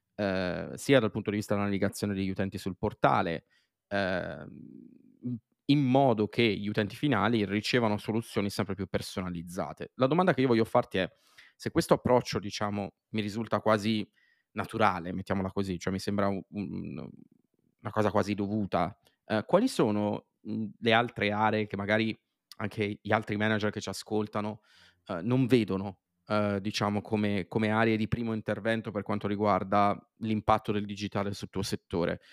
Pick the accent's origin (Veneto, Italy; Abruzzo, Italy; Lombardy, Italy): Lombardy, Italy; near Milan; sono nato e cresciuto vicino a Milano